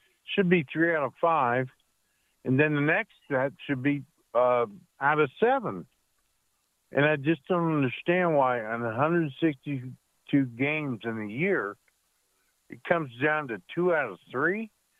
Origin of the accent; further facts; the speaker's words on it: the South, United States; now in Idaho, United States; I grew up in the South.